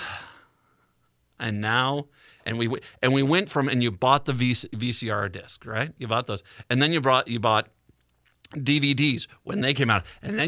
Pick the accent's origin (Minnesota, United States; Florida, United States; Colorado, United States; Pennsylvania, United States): Minnesota, United States